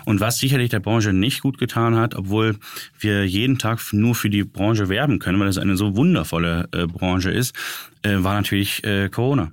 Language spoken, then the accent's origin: German; Düsseldorf, North Rhine-Westphalia, Germany; für uns als gebürtige Düsseldorfer